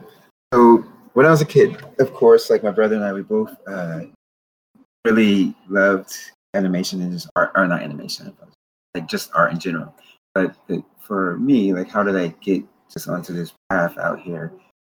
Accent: Paterson, New Jersey, United States; I was born on the East Coast, but then the college that I went to was in the West Coast of California. So San Francisco is totally different than my home. Patterson, New Jersey. I always give a shout out to Patterson.

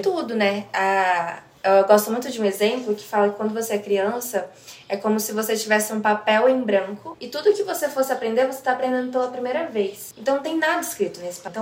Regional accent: Brazil; eu sou totalmente brasileira

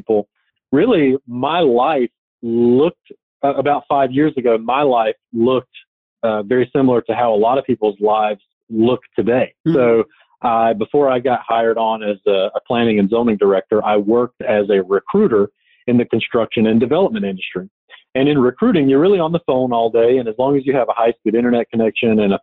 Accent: Forest City, North Carolina, United States; also born or lived in Asheville, North Carolina; now in Yanceyville, United States; I grew up in Forest City, North Carolina, in Rutherford County

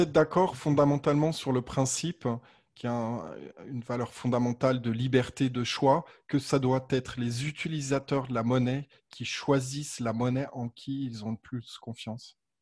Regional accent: Haute-Savoie, Auvergne-Rhône-Alpes, France; je suis né en Haute-Savoie

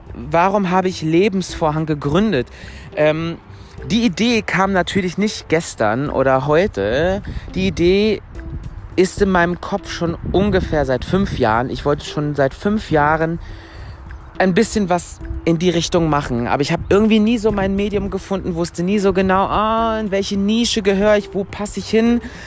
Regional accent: Mülheim an der Ruhr, North Rhine-Westphalia, Germany; now in Stuttgart, Germany; bin geboren in Mülheim an der Ruhr, falls das irgendjemand kennt. Das ist eine Stadt in Nordrhein-Westfalen

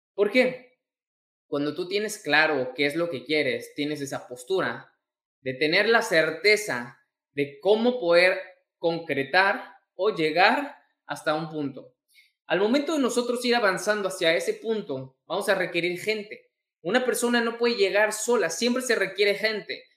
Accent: Mexico; mexicano, emprendedor y empresario

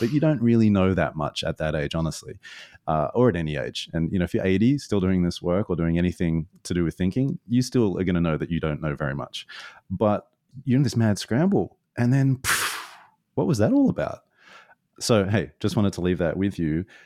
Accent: Australia; moved away; being an Aussie a long way away from home

